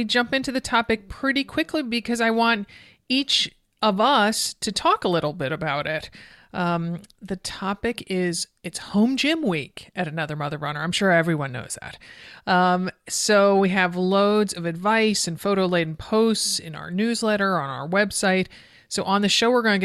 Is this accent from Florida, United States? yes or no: no; Connecticut, United States; I grew up in Connecticut